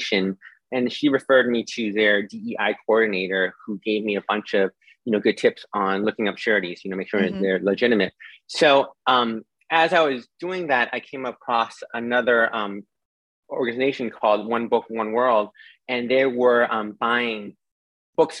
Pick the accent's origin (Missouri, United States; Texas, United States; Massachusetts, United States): Massachusetts, United States; Boston; moved away as an adult; now in New York, United States; I grew up in Boston, and I moved to New York in, you know, early 2000s